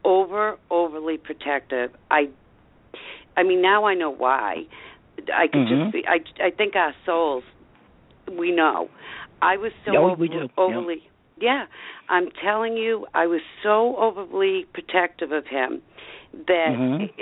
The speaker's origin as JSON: {"language": "English", "town": "Avon", "region": "Massachusetts", "country": "United States", "also_born_or_lived": "Raynham, Massachusetts", "said": "I'm from Avon"}